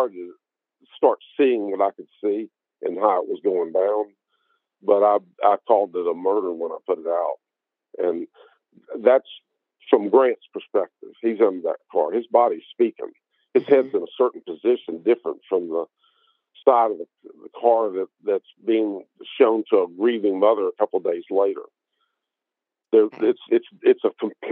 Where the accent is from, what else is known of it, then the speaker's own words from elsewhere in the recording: Memphis, Tennessee, United States; Memphis, where she went to high school and where I went to high school